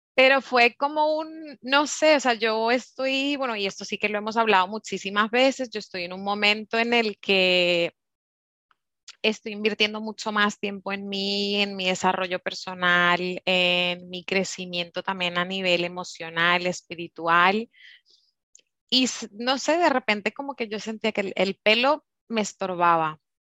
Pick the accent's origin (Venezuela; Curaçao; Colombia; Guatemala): Curaçao; moved away; also born or lived in Germany; mi hermano y yo pues nacimos en, en Alemania, entonces un poquito así de, de, los dos lados, pero sí que es cierto que yo me crié en Curazao